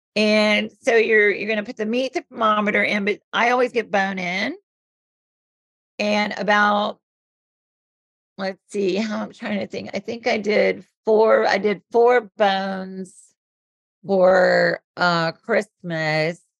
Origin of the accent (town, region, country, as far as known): the South, United States; born or raised there